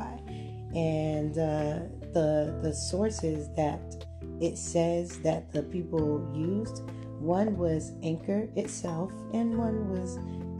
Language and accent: English; Clayton County, Georgia, United States; also born or lived in Gwinnett County, Georgia; I grew up in Clayton County, but I lived in Gwinnett for a few years